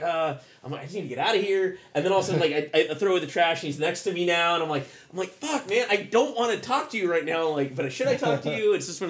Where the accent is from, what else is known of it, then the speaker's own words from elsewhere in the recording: Oakland, California, United States; We're from Oakland. Come on.